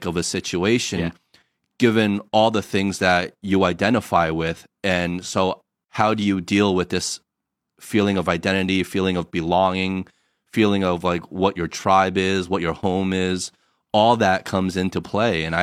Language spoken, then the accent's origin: English; United States; now in China; we're from the States, but we're living in China and we don't feel like we are fully 100% accepted in either place.